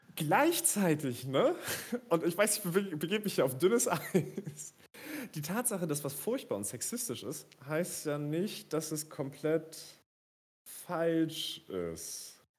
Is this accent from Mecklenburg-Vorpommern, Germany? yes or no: yes; Rostock, Mecklenburg-Vorpommern, Germany; ich als Rostocker